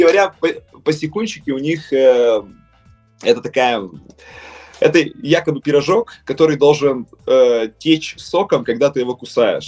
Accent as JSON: {"language": "Russian", "town": "Perm", "region": "Perm Krai", "country": "Russia", "accent": "Perm dialect", "said": "пермский говор вообще очень слышен. То есть э, у нас там отсутствуют окончания многие"}